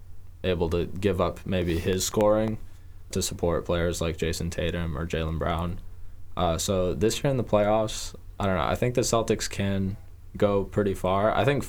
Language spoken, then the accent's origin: English; Croatia; He's a Croatian soccer player, so I'd put him at the top because I'm from Croatia.